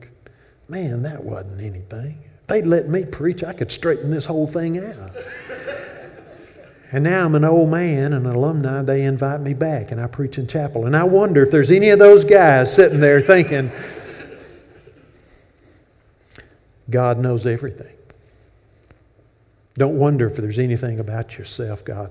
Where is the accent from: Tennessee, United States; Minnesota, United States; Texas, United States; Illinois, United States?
Tennessee, United States; Memphis; now in Corinth, United States; I grew up in Memphis